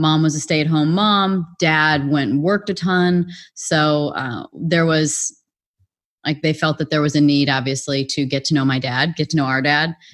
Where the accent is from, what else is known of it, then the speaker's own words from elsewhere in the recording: Illinois, United States; also born or lived in Wisconsin; we were both born in Wisconsin, but we grew up in Illinois, so that's how close we were to the border.